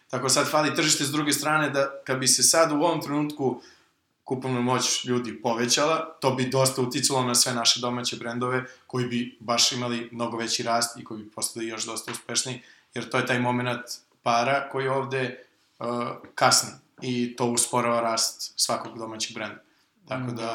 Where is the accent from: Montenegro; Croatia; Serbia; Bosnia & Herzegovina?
Serbia